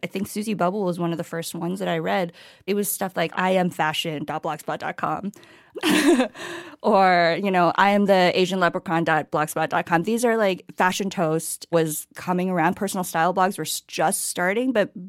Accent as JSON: {"language": "English", "region": "Minnesota", "country": "United States", "tie": "born or raised there", "said": "First of all, I feel so lucky to have grown up in Minnesota."}